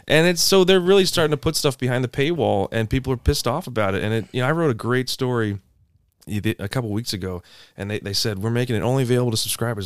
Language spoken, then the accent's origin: English; Anne Arundel County, outside of Annapolis, Maryland, United States; I'm from Anne Arundel County, outside of Annapolis